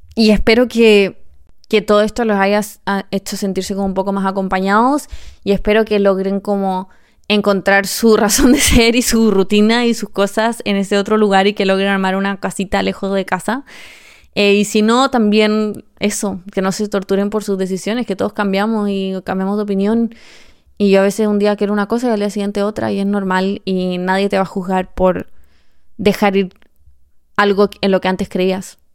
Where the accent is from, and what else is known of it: Chile; moved away as an adult; now in Spain